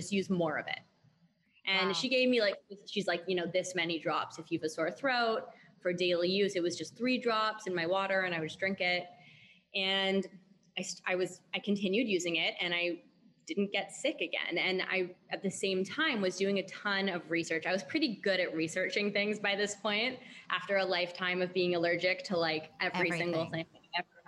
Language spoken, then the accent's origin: English; Canada; went to finish university in Canada where I'm from.